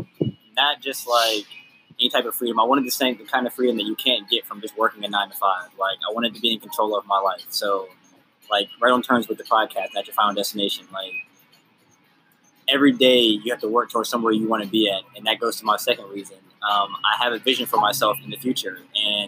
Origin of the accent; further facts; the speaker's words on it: Charlotte, North Carolina, United States; also born or lived in Pittsburgh, Pennsylvania; now in Jacksonville, United States; I'm originally from Pittsburgh, Pennsylvania. Lived in Charlotte, North Carolina for the majority of my life, and now I'm out here in Jacksonville, Florida